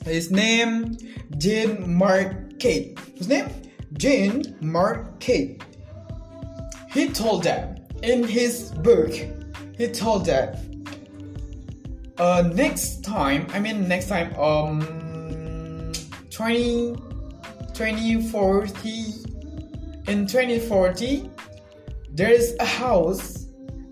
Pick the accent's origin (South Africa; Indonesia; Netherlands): Indonesia; Central Lombok, West Nusa Tenggara; I'm 20 years old and I'm from Central Lombok.